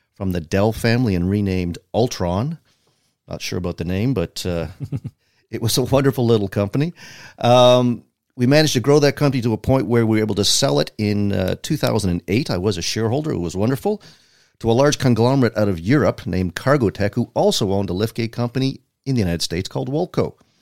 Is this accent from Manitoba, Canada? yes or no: no; Toronto, Ontario, Canada; growing up in Toronto